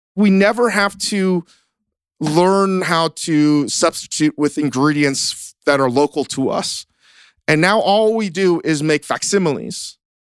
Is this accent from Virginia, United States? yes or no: yes; Virginia, United States; moved away; growing up in Virginia, growing up basically very different